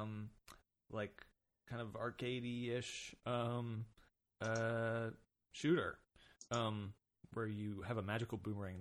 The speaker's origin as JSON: {"language": "English", "town": "Austin", "region": "Texas", "country": "United States", "also_born_or_lived": "Troy, New York", "said": "we're from Austin."}